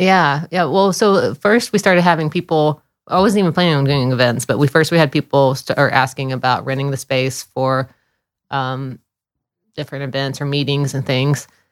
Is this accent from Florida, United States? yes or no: yes; Florida, United States; moved away as an adult; also born or lived in Dunlap, Tennessee; I grew up mostly in Florida. I was born in Tennessee, but I grew up mostly in Florida.